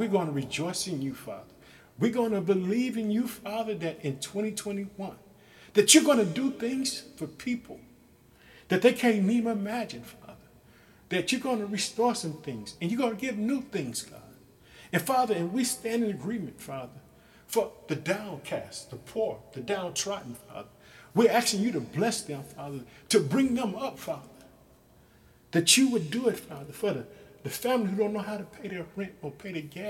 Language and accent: English; Illinois, United States; my home state, Illinois